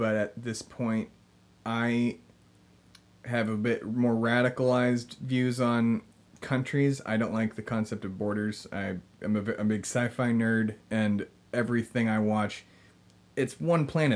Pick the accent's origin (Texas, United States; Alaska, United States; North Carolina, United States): Texas, United States; Austin; I'm from Austin